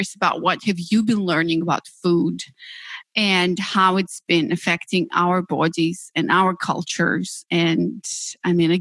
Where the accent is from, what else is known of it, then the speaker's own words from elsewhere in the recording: Moldova; moved away; I come from Moldova, yeah, one of the tiniest and poorest countries in Europe, where we didn't have much choice really